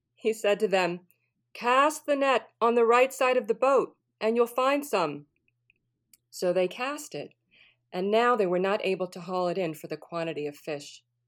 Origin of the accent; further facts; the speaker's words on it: New Orleans, Louisiana, United States; moved away as an adult; also born or lived in California; I was born and raised in New Orleans, so I'm from the Deep South